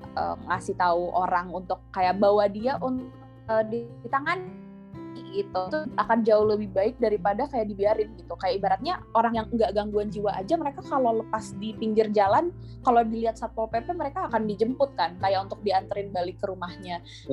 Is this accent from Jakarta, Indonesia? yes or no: yes; Jakarta, Indonesia; now in Bogor, Indonesia; meskipun aku dulu orang Keta ya aku asli Jakarta